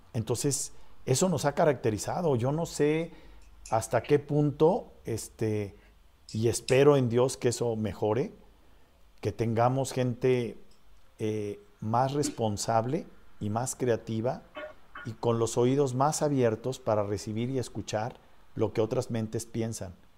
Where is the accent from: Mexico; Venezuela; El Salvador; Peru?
Mexico; los mexicanos que estamos componiendo este país